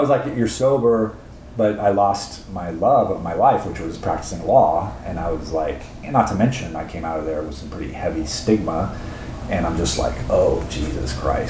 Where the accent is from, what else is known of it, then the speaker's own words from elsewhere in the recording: Inland Empire, California, United States; I grew up in the Inland Empire.